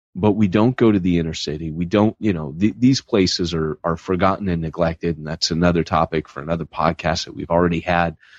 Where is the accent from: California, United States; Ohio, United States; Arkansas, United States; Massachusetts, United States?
California, United States; Huntington Beach; My hometown is Huntington Beach, California